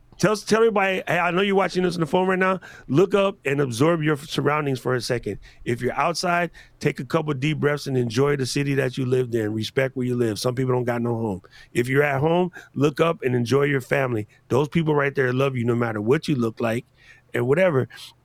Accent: Chicago, Illinois, United States; I'm from Chicago. Why can't I pick both teams?

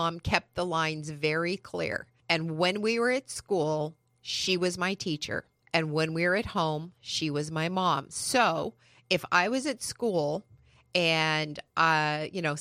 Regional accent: San Bernardino Mountains, California, United States; now in San Diego, United States; I grew up in the San Bernardino Mountains, where Forest Home is

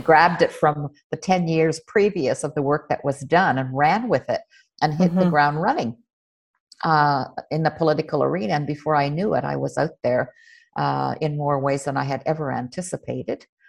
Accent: Nunavik, Ungava region, Quebec, Canada; I was born in Nunavik

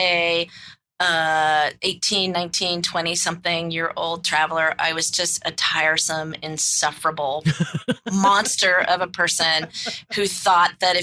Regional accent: United States; the United States

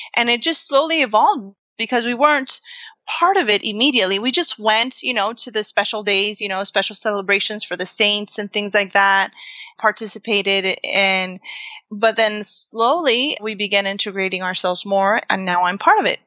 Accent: Florida, United States; moved away as an adult; now in Puerto Rico; I was raised in Florida, where, you know, there are many, many Puerto Ricans

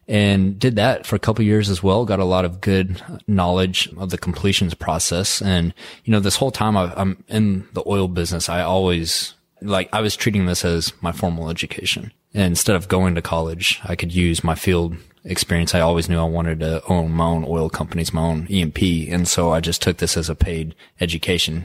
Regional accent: Midland, Texas, United States; Born and raised in West Texas, graduated high school in Midland, Texas

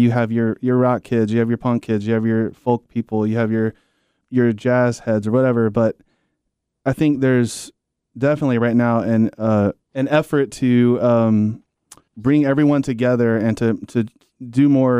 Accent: South Carolina, United States; now in Charlotte, United States; I grew up in South Carolina, and not specific to that, but just I grew up kind of in a rural environment.

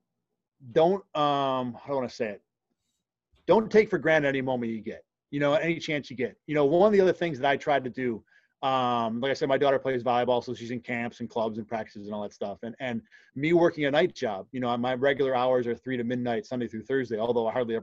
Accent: Rochester, New York, United States; also born or lived in Binghamton, New York; being from Rochester, to spend all but 1 year in my hometown

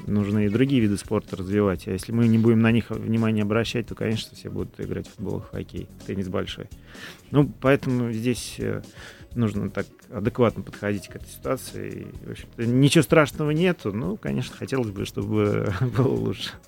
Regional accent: Tolyatti, Samara Oblast, Russia; moved away; в родном городе в Толете

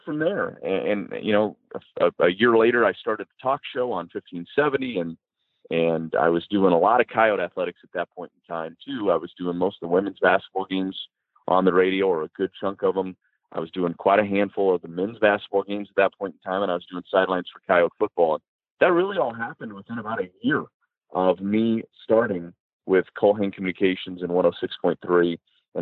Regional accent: just outside of Omaha, Nebraska, United States; moved away; also born or lived in South Dakota; I grew up just outside of Omaha

